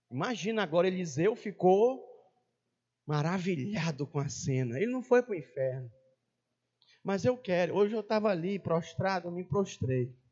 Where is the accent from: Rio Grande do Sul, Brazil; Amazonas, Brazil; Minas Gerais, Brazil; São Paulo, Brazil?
Amazonas, Brazil; Rio Negro; moved away; Eu venho lá do Amazonas, Rio Negro.